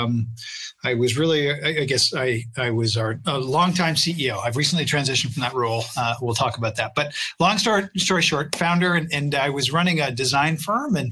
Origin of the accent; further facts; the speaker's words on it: Canada; I'm a Canadian.